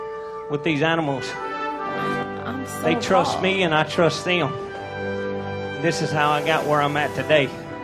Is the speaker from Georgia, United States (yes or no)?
no; Mississippi, United States; Y'all, I'm from Mississippi